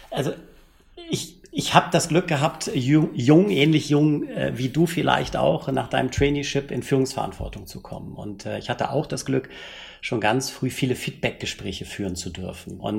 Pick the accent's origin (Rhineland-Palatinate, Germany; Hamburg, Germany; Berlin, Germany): Hamburg, Germany; born there; accent: Hamburg; wie man unschwer an meiner Sprachfärbung hört, bin ich gebürtiger Hamburger